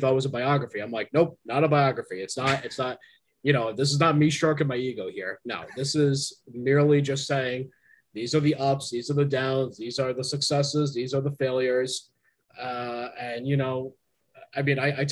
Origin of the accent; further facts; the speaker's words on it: New Jersey, United States; moved away; my hometown in New Jersey